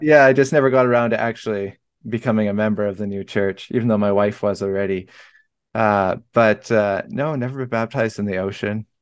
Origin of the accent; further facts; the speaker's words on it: Vancouver, British Columbia, Canada; moved away; I'm from Vancouver, B C originally, so that's, like, right on the ocean.